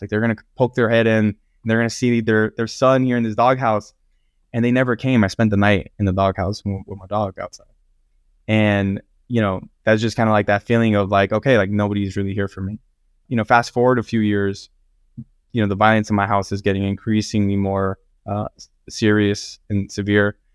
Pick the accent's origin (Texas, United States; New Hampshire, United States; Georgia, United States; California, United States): California, United States; Los Angeles County; I grew up in Los Angeles County with a very abusive family